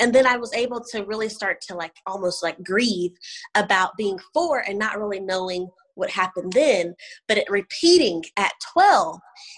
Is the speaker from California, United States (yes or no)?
no; Indianapolis, Indiana, United States; also born or lived in Oklahoma / Louisiana / Georgia; I was born in Indianapolis, Indiana with Christian parents, great parents. And I have an older brother and an older sister. I grew up in Indiana, moved to Oklahoma, then Louisiana, then Georgia.